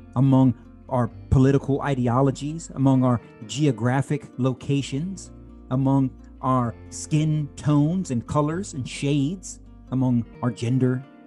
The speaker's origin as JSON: {"language": "English", "country": "United States"}